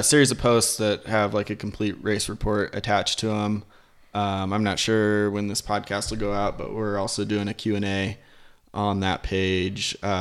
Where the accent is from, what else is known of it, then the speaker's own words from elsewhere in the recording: Littleton, United States; The thing that made me fall in love with the bike in Littleton was actually like the skate park and the BMX track.